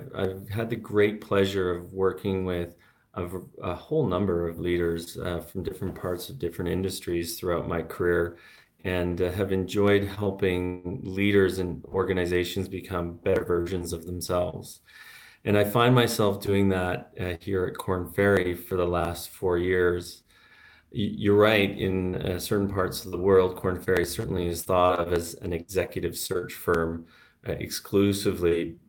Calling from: Santiago, Santiago Metropolitan Region, Chile; I'm calling in from Santiago de Chile, where it's nice and warm here right now.

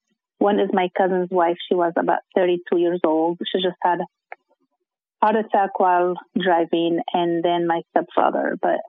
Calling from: Irvine, California, United States; I'm from Irvine, California.

